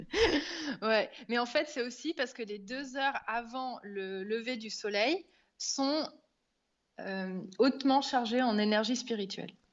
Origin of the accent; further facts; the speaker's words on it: France; moved away as an adult; now in Auroville, India; quand on est français à l'étranger